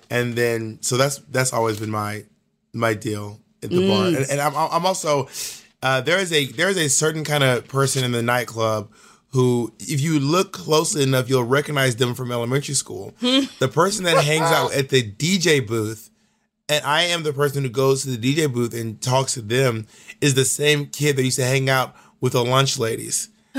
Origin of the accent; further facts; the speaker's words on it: Georgia, United States; also born or lived in Alabama / Mississippi; now in New York City, United States; But I am a Southerner. I was born and raised in Georgia, and I was raised in Alabama and Mississippi, too. But I just don't have a Southern accent.